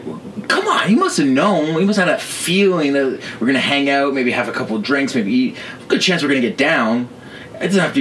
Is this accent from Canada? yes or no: yes; Canada; growing up in Canada